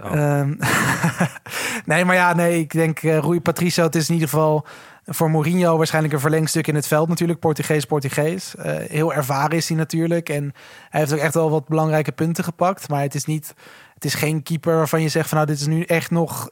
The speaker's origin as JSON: {"language": "Dutch", "country": "Netherlands", "said": "het land waar we vandaan komen"}